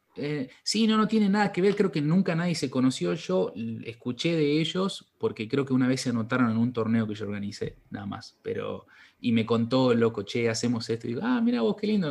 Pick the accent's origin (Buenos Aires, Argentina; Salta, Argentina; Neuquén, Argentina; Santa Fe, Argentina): Salta, Argentina; nosotros somos de Salta